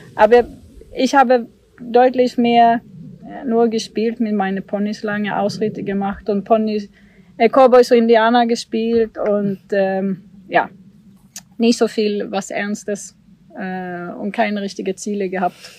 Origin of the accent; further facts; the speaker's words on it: Sweden; German is a second language; moved away as an adult; also born or lived in Germany; now in Warendorf, Germany; ich bin in Schweden geboren und bin Schwedin und bin 2008 umgezogen nach Deutschland